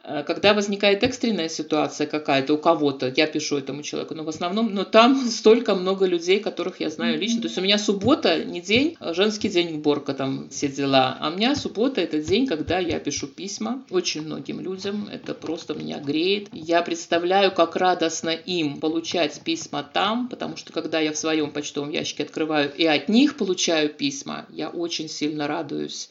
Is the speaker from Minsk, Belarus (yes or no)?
no; Gomel, Gomel Region, Belarus; Я белоруска